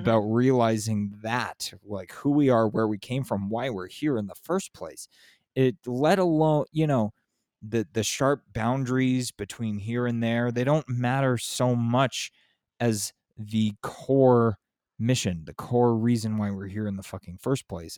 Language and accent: English; San Diego, California, United States; also born or lived in Los Angeles; now in Southern Arizona, United States; I grew up in San Diego, but I'm in, I'm in Southern Arizona